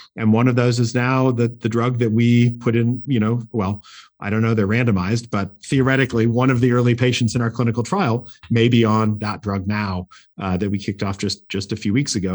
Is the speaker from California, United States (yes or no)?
no; Portland, Oregon, United States; I grew up in Portland, Oregon, actually.